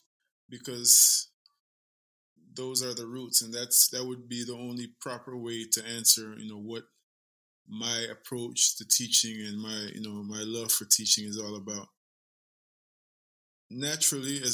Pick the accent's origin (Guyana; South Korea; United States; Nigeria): Guyana; I am a son of the soil. I'm from Guyana, South America.